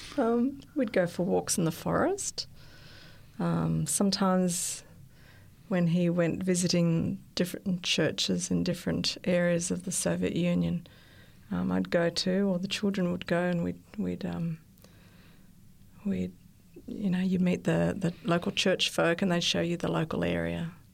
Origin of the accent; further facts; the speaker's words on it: Sydney, New South Wales, Australia; I was born in Australia, in Sydney. I went to an Adventist school, primary school, and then I went to Strathfield High School